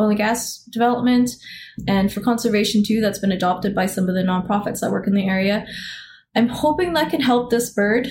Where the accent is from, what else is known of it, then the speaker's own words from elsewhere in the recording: Alberta, Canada; I grew up in Alberta, so I played in the mountains